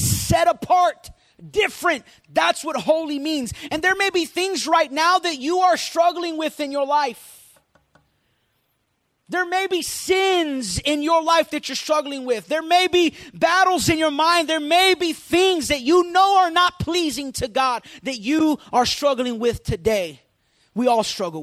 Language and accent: English; Puerto Rico; I grew up in Puerto Rico